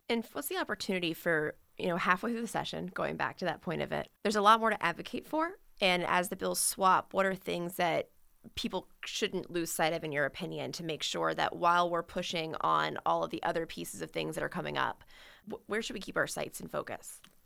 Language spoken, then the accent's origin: English; Richmond, Virginia, United States; growing up in Richmond